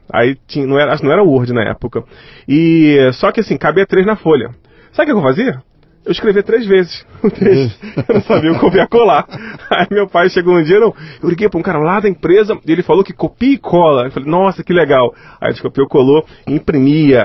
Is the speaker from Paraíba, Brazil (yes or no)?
no; Rio de Janeiro, Brazil; Nasci no Rio de Janeiro